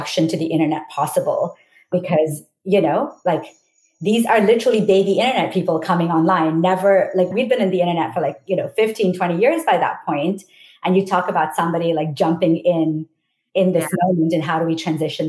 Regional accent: India; moved away as an adult; I came from India

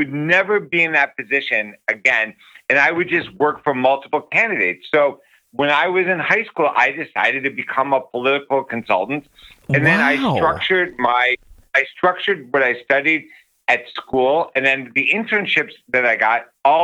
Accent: Chicago, Illinois, United States; when I was growing up in Chicago, I ran for student council twice in junior and senior year

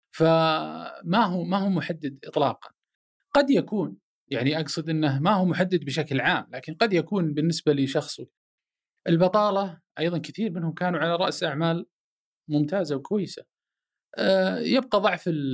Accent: Saudi Arabia; انا سعودي عربي مسلم هلالي نصراوي

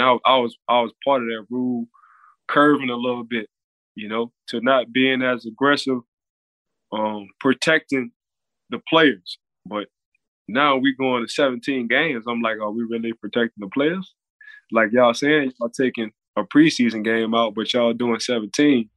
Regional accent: New Orleans, Louisiana, United States; now in Florida, United States; I'm from New Orleans

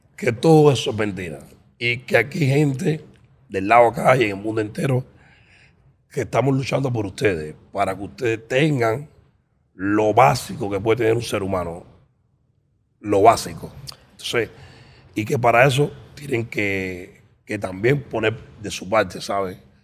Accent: Cuba; moved away

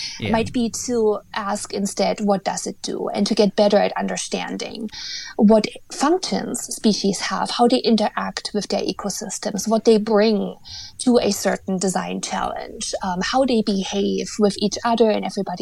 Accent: eastern Germany, Germany; now in North America; I was raised in Eastern Germany, so I think I can officially say that the country I was born in no longer exists

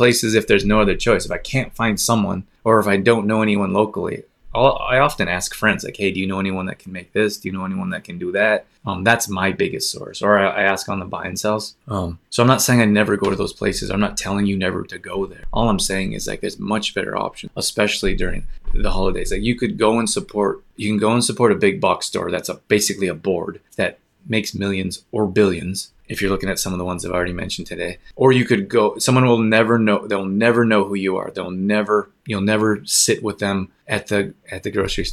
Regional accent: Calgary, Alberta, Canada; moved away; also born or lived in Los Angeles; I grew up in Calgary and spent half the year in Los Angeles.

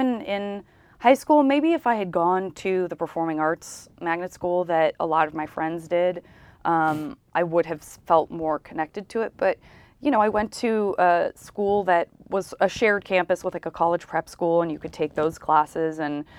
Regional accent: Tucson, Arizona, United States; I was not. I was in Tucson. I'm from Tucson, Arizona.

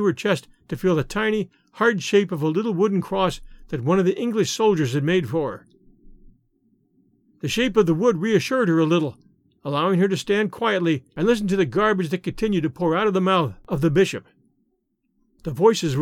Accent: United States; we Americans

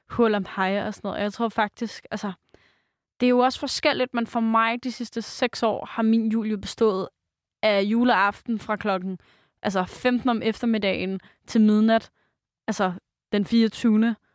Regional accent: Jutland, Denmark; moved away; jeg er jo fra Jylland

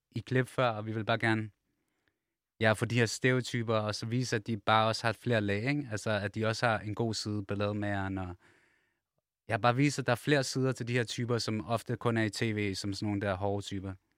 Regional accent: Copenhagen, Capital Region of Denmark, Denmark; vi kommer alle sammen fra København, og alle sammen vokset op sådan steder

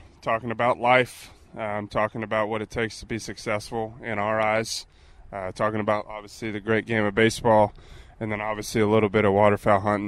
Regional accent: Texas, United States; I'm also from Texas

